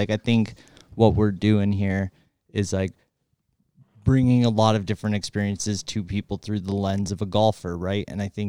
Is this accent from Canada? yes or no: yes; Canada; we're from Canada.